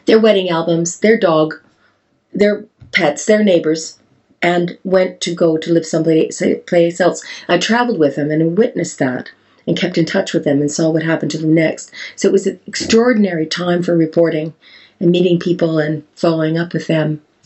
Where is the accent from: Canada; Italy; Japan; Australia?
Canada; accent: Canadian; now in Wales, United Kingdom; my Canadian accent